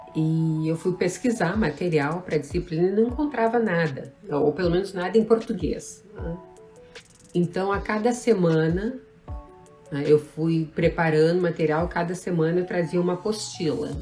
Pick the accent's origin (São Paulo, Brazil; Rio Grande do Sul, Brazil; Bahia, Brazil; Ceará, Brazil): Rio Grande do Sul, Brazil; Pelotas; moved away as an adult; also born or lived in Rio de Janeiro / Santa Catarina; sou natural do Rio Grande do Sul